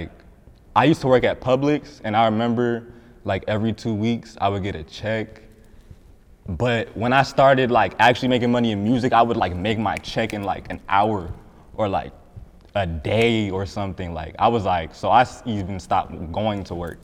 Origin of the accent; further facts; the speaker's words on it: Cobb County, Georgia, United States; also born or lived in Riverdale, Georgia; I grew up in Riverdale, but then I moved to Cobb when I was, I moved to Cobb in fifth grade, and then like, that's it. I just stayed in Cobb ever since then